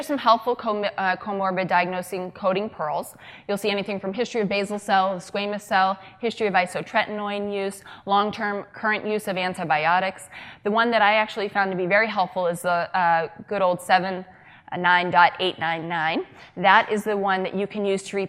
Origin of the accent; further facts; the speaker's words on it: Boston, Massachusetts, United States; I am from Massachusetts, the greater Boston area.